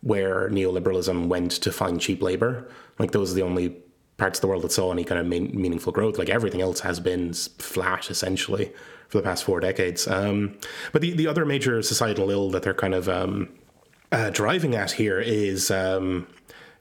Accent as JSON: {"language": "English", "country": "Ireland", "said": "I come from Ireland"}